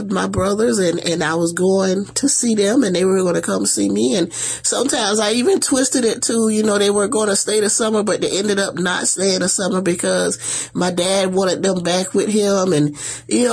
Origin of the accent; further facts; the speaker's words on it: Estill, South Carolina, United States; moved away as an adult; now in Savannah, United States; I was raised in Estill, South Carolina, so, which is only like an hour, not even quite an hour from here, from Savannah